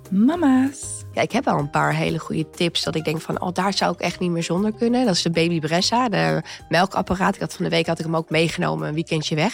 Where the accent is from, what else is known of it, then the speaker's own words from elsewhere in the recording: Zwolle, Overijssel, Netherlands; moved away as an adult; also born or lived in Amsterdam / Amstelveen; now in Huizen, Netherlands; Oh ik kom uit Zwolle, toen ben ik naar Amsterdam gegaan.